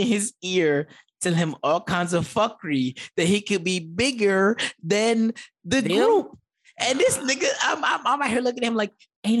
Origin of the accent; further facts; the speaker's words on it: the Bronx, New York, United States; I'm from the Bronx.